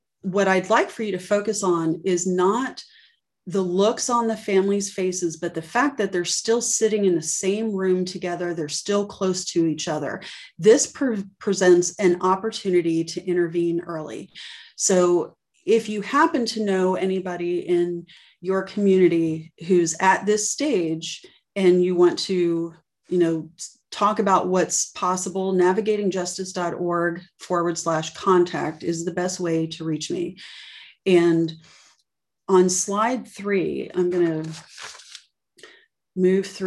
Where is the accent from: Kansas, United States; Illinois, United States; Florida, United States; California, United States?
Florida, United States; Miami; I'm from Miami, and I saw a lot growing up